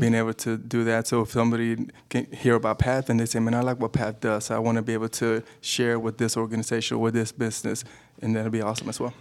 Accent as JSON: {"language": "English", "town": "Dallas", "region": "Texas", "country": "United States", "tie": "born or raised there", "also_born_or_lived": "Mexico", "said": "I was actually born in Mexico, but I grew up in Dallas, Texas."}